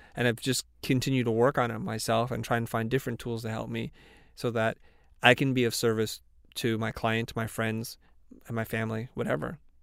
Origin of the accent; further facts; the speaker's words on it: the South, United States; we're both from the South